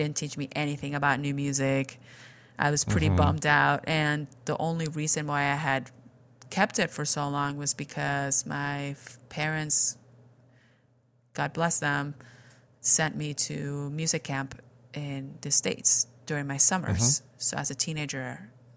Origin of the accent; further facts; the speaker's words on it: Spain; English is a second language; moved away as an adult; I was born and raised in Spain